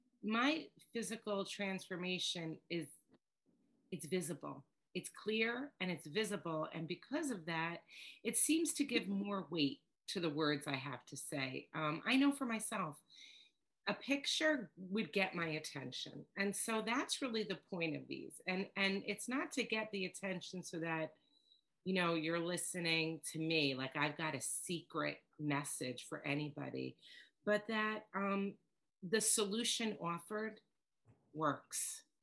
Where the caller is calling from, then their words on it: New York, United States; I'm coming to you from New York, and I laugh because I'm told I have an accent, and I don't hear my accent